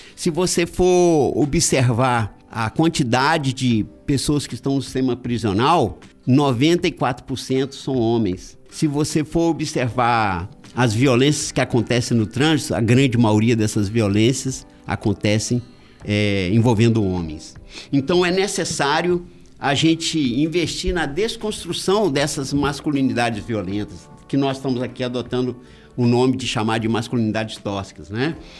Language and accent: Portuguese; Guaçuí, Espírito Santo, Brazil; eu sou de Guaçuí